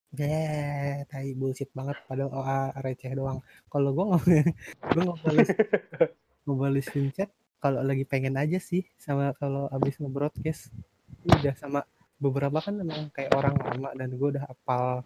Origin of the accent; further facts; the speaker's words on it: Bandung, West Java, Indonesia; Saya orang Bandung ketemu Depok, maaf.